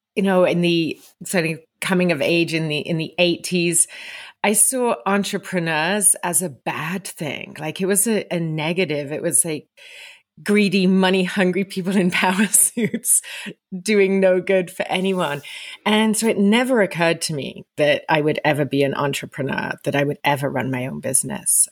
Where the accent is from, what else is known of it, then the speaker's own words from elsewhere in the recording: England, United Kingdom; moved away as an adult; also born or lived in Vancouver, Canada; now in Sun Peaks, Canada; I'm originally from England, but you find me today in Sun Peaks, British Columbia